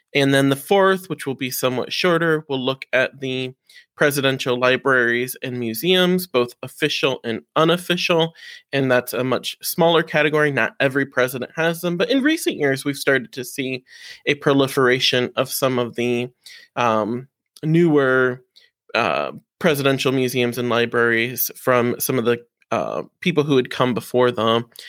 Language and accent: English; Defiance, Ohio, United States; I grew up in Defiance, Ohio